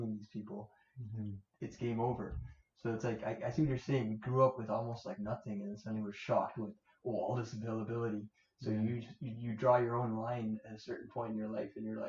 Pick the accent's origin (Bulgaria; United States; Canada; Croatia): Canada; Toronto, Ontario; we grew up in Scarborough